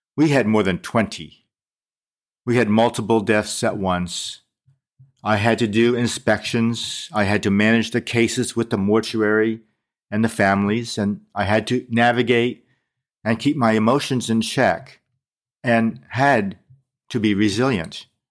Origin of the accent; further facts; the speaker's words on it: United States; I grew up in America as an Asian American